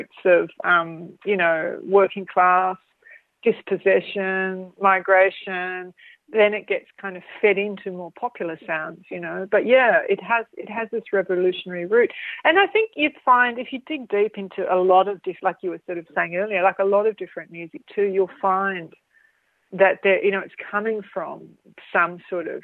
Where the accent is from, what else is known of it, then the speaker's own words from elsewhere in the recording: Australia; I am really Australian. And being born here